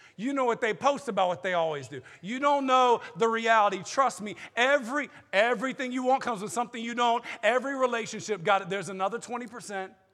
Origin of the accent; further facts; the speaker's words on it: the South, United States; I'm from the South